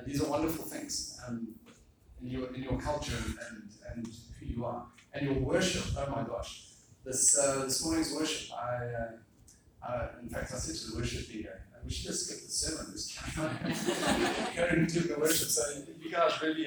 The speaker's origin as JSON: {"language": "English", "country": "South Africa", "also_born_or_lived": "Singapore", "moved": "as an adult", "said": "I am from South Africa"}